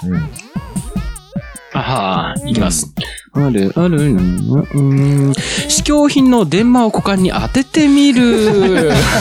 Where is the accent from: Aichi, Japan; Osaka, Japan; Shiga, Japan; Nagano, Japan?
Nagano, Japan; born or raised there